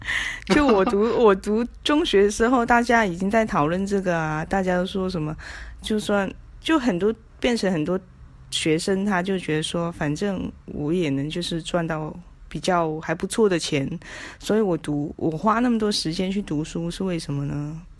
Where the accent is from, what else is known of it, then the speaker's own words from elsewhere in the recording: Macau; 我是嗯来自澳门的朋友